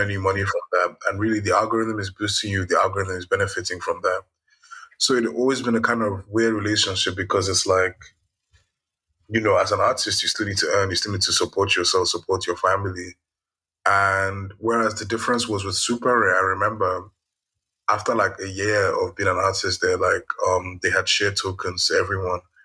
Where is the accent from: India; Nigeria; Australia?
Nigeria; I'm Nigerian